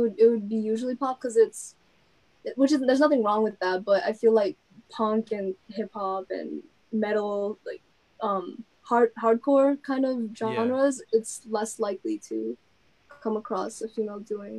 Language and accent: English; Yonkers, New York, United States; moved away; So the thing about Yonkers and then like New York City, it's debatable because we feel like we're part of the boroughs, but we're not considered technically